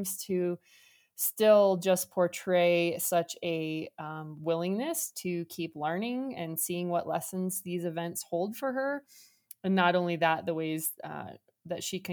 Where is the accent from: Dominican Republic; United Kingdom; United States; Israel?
United States; Omaha, Nebraska; I'm from Omaha